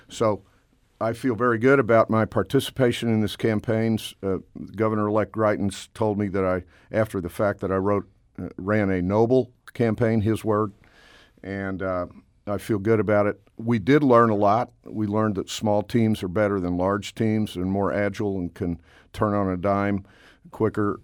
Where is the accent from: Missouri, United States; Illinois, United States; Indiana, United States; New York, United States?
Missouri, United States; Cape Girardeau; my hometown of Cape Girardeau